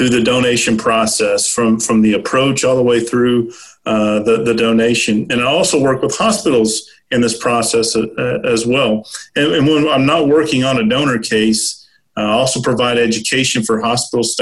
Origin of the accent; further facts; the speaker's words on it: Little Rock, Arkansas, United States; I grew up in Little Rock